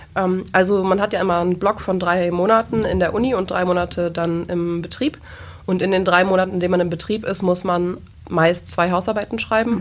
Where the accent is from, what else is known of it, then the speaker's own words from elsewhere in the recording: a small village in the Peine area, Lower Saxony, Germany; moved away as an adult; now in Braunschweig, Germany; komme ursprünglich aus einem kleinen Dorf in der Region in Peine